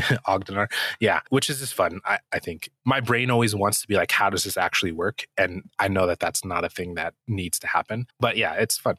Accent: New Mexico, United States; I grew up in New Mexico, I still live in New Mexico.

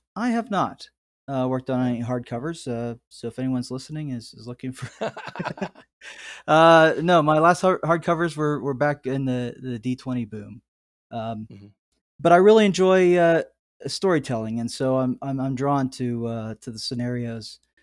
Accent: outside of Pittsburgh, Pennsylvania, United States; moved away as an adult; also born or lived in California; my hometown here outside of Pittsburgh, uh, Pennsylvania

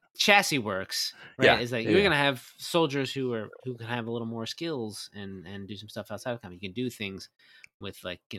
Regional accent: New Jersey, United States; I'm from New Jersey.

